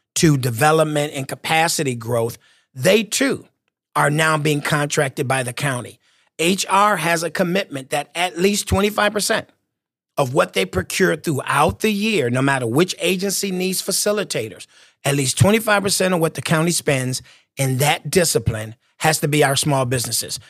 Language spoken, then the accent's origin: English; Michigan, United States; moved away as an adult; also born or lived in Washington, D.C.; my home state of Michigan